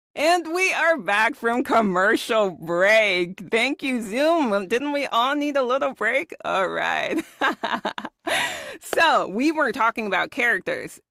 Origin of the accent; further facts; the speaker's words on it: Germany; I was born and raised in Germany